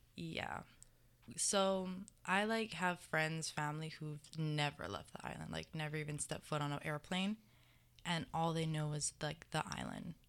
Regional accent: Mililani, Hawaii, United States; moved away as an adult; I'm from Mililani, Oahu.

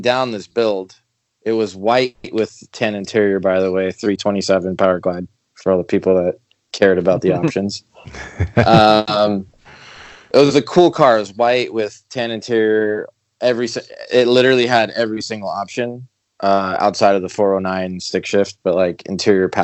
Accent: Los Angeles, California, United States; also born or lived in Panorama City, California / Arizona; I grew up in Pacific Palisades.

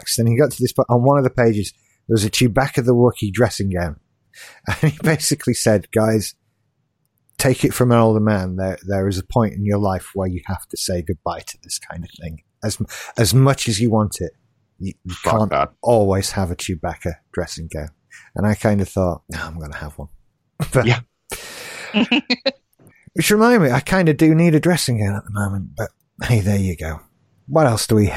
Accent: United Kingdom; as a British person

